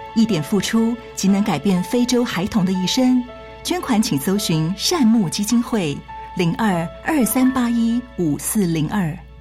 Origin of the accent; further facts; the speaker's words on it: Tainan, Taiwan; 因为我， 我是台南人